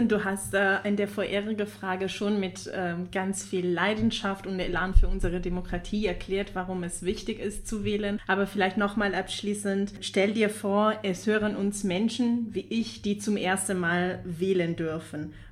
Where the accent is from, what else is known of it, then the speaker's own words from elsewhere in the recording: Italy; German is a second language; also als Italienerin, ich habe das meine Mama erzählt und sie war so überrascht